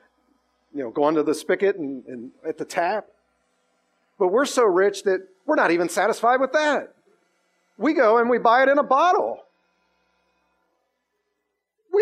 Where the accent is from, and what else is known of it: United States